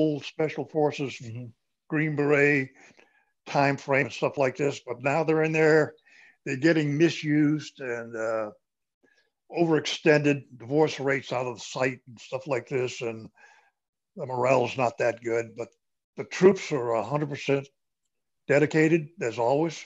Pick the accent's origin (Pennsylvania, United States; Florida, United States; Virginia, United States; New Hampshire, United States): New Hampshire, United States; Newfields; moved away as an adult; also born or lived in Germany; now in Carolinas, United States; I was born and raised in New Hampshire